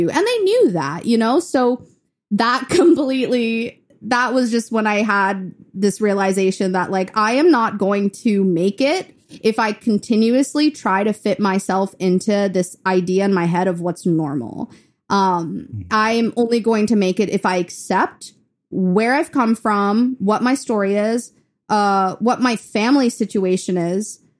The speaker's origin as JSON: {"language": "English", "town": "Chennai", "region": "Tamil Nadu", "country": "India", "tie": "born or raised there", "moved": "yes", "lives_now": "Memphis, United States", "said": "So that's when we moved from India to Memphis. And, and I was in Chennai, India, which is in the south."}